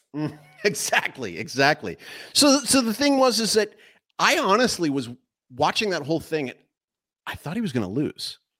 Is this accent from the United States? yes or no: no; Canada; moved away as an adult; now in Paraguay; I reside in Paraguay, um, but I'm, I'm actually a Canadian citizen